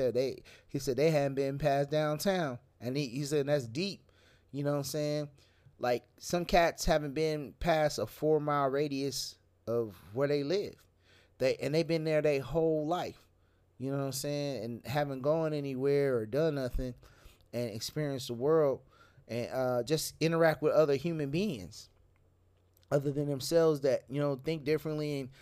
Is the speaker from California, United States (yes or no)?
yes; San Francisco, California, United States; moved away; also born or lived in DeLisle, Mississippi / Pass Christian, Mississippi; I was from Frisco.